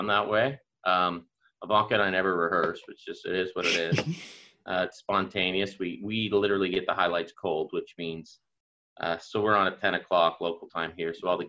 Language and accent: English; the Maritimes, Canada; accent: Maritime; Because I still had my Maritime accent was still pretty, really strong.